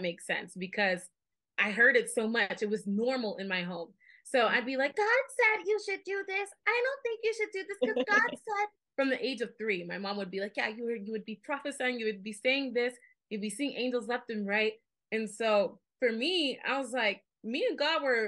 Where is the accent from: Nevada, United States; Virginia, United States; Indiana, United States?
Nevada, United States; Las Vegas; I'm from born and raised in Las Vegas, Nevada